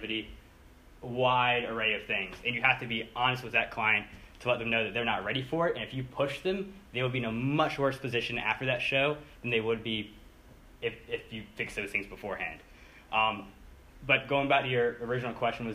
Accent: Pinehurst, North Carolina, United States; I'm 24 from Pinehurst

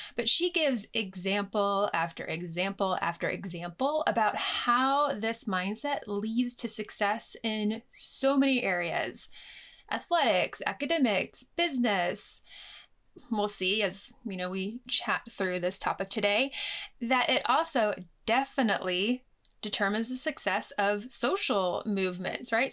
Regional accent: United States; moved away as an adult; now in United Kingdom; growing up in the United States

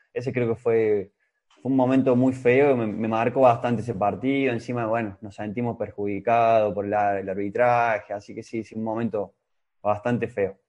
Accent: Córdoba, Argentina; moved away; also born or lived in Romania; Yo soy cordobés, pero también soy siestero

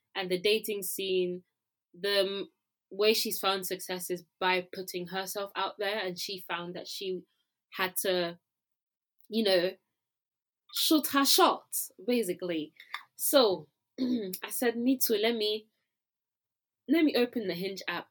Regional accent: Nigeria; now in London, United Kingdom; as a Nigerian, I can roast my people

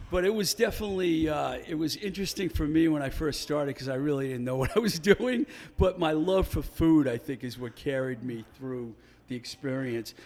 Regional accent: Webster, Massachusetts, United States; now in Pittsburgh, United States; his dad was born in Webster, born in the same hospital that I was born

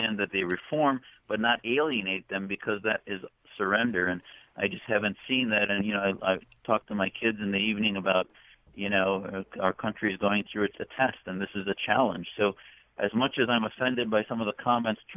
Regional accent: United States; I served my country 11 years as a naval officer

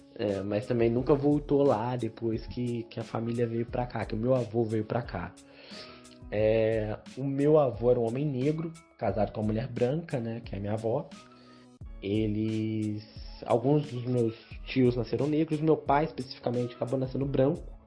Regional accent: Barra Mansa, Rio de Janeiro, Brazil; Eu sou nascido e criado na Vista Alegre, minha família é toda da Vista Alegre.

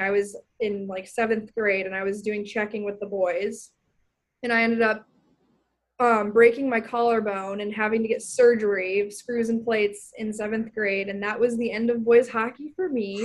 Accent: Minnetonka, Minnesota, United States; moved away as an adult; I'm from Minnetonka, Minnesota, which is about 20 minutes, 15 minutes outside of downtown

